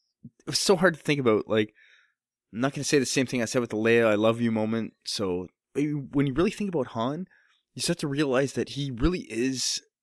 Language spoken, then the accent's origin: English; Canada; It was an accent thing. I'm Canadian.